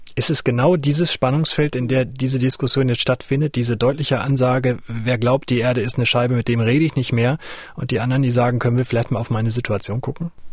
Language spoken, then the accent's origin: German; the East, eastern Germany, Germany; bei uns im Osten, genauer gesagt ja eher hier im Südosten